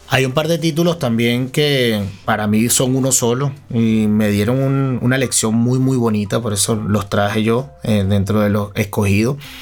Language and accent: Spanish; Venezuela; moved away; Nosotros como venezolanos podemos extrañar nuestro nido